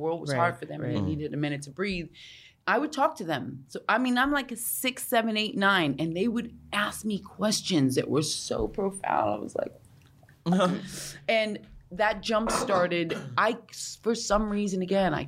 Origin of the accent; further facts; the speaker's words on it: New York, United States; I grew up in New York in the 80s